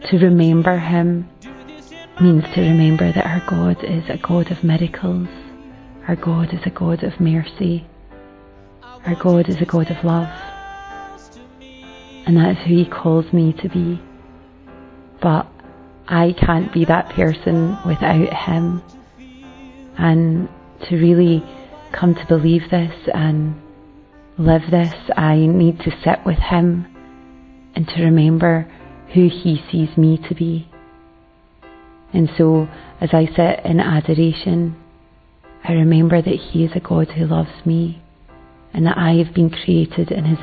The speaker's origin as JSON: {"language": "English", "region": "Scotland", "country": "United Kingdom", "said": "I'm from Scotland."}